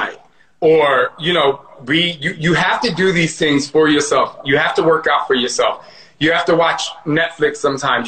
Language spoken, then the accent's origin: English; New Jersey, United States; growing up in Jersey